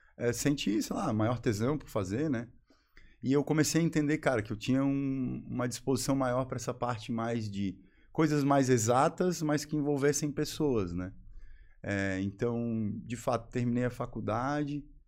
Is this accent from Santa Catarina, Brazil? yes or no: yes; Florianópolis, Santa Catarina, Brazil; moved away as an adult; also born or lived in Joinville; sou manezinho, né? Como a gente costuma dizer, quem nasce aqui